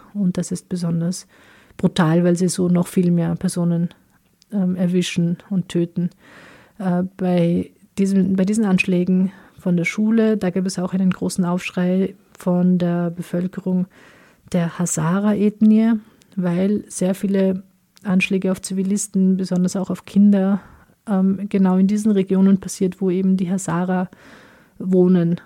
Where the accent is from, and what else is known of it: Austria; born or raised there; also born or lived in Kabul, Afghanistan